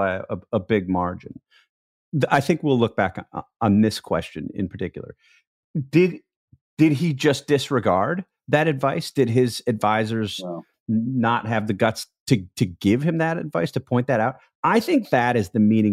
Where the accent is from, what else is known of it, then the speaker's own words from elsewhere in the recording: Wisconsin, United States; my home state of Wisconsin